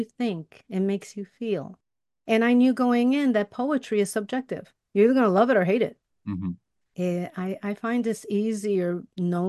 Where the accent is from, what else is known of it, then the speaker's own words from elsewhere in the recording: Chicago, Illinois, United States; I grew up in Chicago too. I grew up in Bucktown in the hood. It was the hood then. Now it's a nice neighborhood.